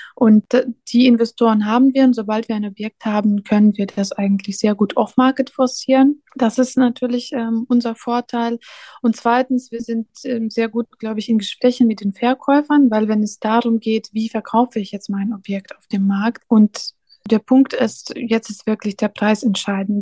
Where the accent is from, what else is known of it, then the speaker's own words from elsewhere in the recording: Belarus; German is a second language; also born or lived in Riga, Latvia / Poland; now in Cologne, Germany; in Weißrussland bin ich aufgewachsen